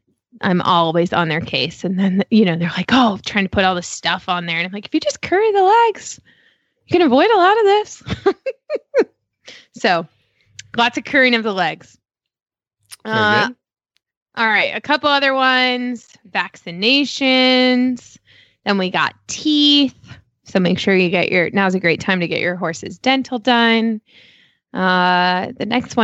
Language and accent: English; Chicago, Illinois, United States; now in Damascus, Maryland, United States; I grew up in Chicago and like worked in a barn my whole life, like as a teenager